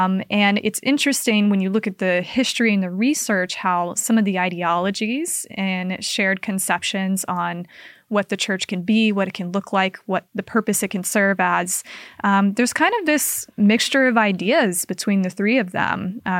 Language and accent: English; Kaysville, Utah, United States; It's like 20 minutes north of Salt Lake City. I grew up in Kaysville. And that's where I attended school from like fourth grade on. And so for me, Salt Lake is home.